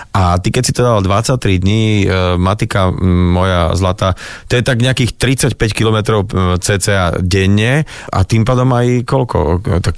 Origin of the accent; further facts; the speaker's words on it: Námestovo, Žilina Region, Slovakia; accent: Orava; Pochádzam z námestova, bývam v nedalekej dedinke vedľa.